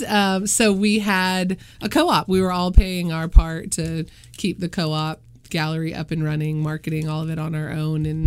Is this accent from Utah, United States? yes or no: no; North Carolina, United States; moved away as an adult; also born or lived in upstate New York / Savannah, Georgia; now in Augusta, United States; grew up in North Carolina.